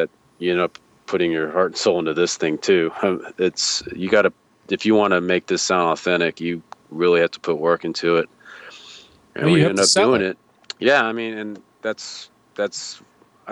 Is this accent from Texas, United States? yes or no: yes; Houston, Texas, United States; I'm born and raised in Houston